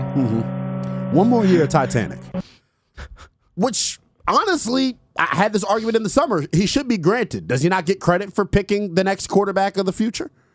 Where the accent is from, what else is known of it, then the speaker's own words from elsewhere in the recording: Montgomery County, Maryland, United States; I'm from Montgomery County